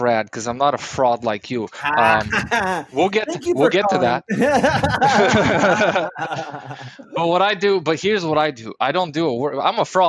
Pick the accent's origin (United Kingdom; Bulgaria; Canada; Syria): Bulgaria; now in United States; I'm from Bulgaria